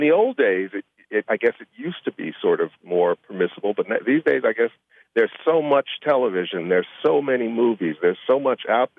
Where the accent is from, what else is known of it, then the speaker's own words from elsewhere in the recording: Chicago, Illinois, United States; And where'd you grow up, Chicago? Oh, me too. Where? That's south side. What? That. Me too. Where on the south side? And cool. All of a sudden, it was like, she said no. And we grew up on the same block.